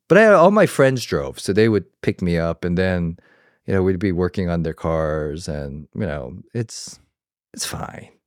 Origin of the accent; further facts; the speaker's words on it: Georgia, United States; moved away; I came from the South, from Georgia